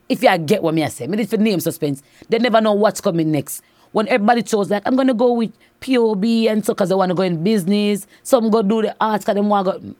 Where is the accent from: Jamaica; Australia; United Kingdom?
Jamaica; Saint Catherine Parish; growing up in Saint Catharines was very nice